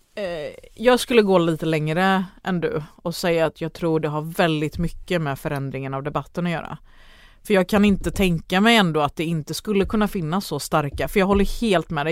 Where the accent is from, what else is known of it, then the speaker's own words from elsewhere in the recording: Ängelholm, Skåne, Sweden; jag är född i Ängelholm då, så det var ju någon, någon flyktingbostäder där